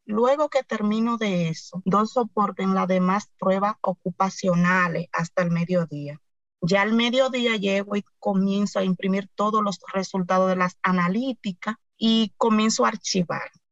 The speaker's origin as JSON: {"language": "Spanish", "town": "Cotuí", "region": "Sánchez Ramírez", "country": "Dominican Republic", "said": "soy de Cotuí, provincia Sánchez Ramírez"}